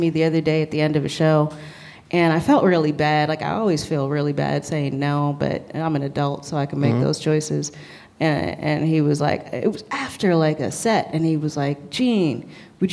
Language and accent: English; New York City, New York, United States; also born or lived in Cape Town, South Africa / Brooklyn; growing up in Manhattan and being a very Manhattan, and I still consider myself a Manhattanite